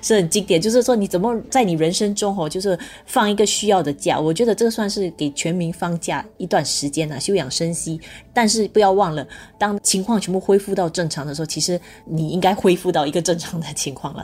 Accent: Singapore; 作为新加坡人

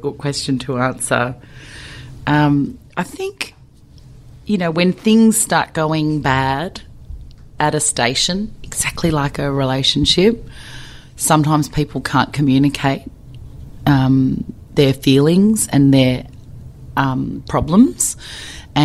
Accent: Melbourne, Victoria, Australia; I am a female, but I'm from Melbourne.

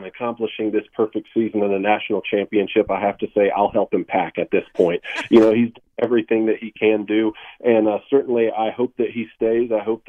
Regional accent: South Georgia, United States; I come from South Georgia.

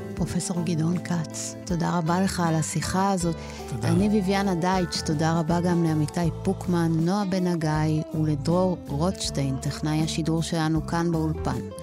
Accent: Argentina; now in Israel; ששנינו נולדנו בארגנטינה

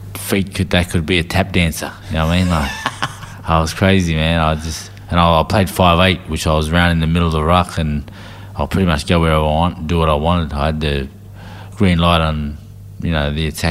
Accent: Sydney, New South Wales, Australia; I grew up in Canterbury, south of Canterbury in Sydney, for the first 12 to 13 years of my life.

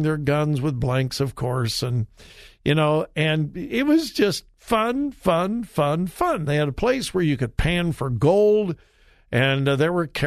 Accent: Southern California, United States; I grew up in Southern California.

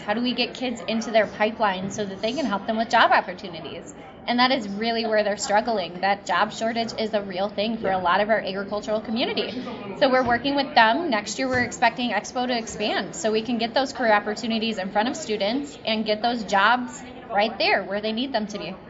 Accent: Delavan, Wisconsin, United States; I was born and bred in Delavan, Darien.

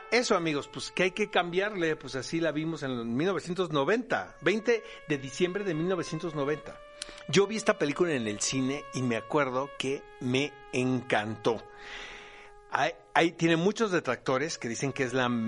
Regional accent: Tijuana, Baja California, Mexico; accent: Speedy González; me quitó el acento de Speedy González cuando yo llegué de Tijuana

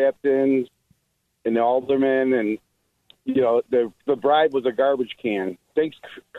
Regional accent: Chicago, Illinois, United States; I grew up in Madigan's Ward

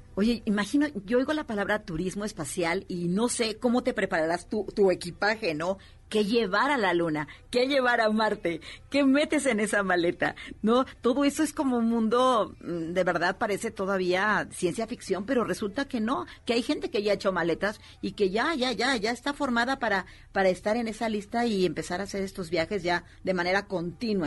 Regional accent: Puebla, Mexico; nosotros que venimos de Puebla

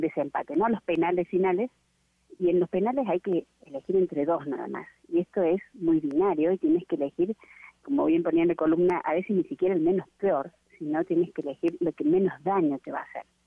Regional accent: Argentina; aquí en Argentina

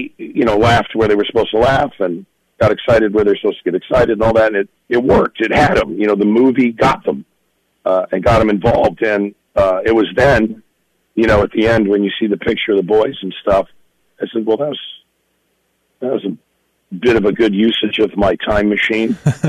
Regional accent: California, United States; Yeah, I mean, we were far out in the valley, so it was kind of one of those things, oh, it's so close but so far away kind of thing, you know?

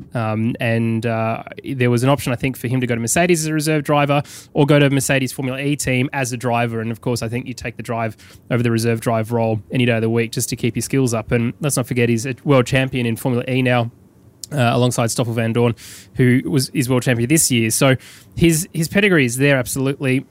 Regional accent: United Kingdom; now in London, United Kingdom; be as British as possible as I fly that passport of mine

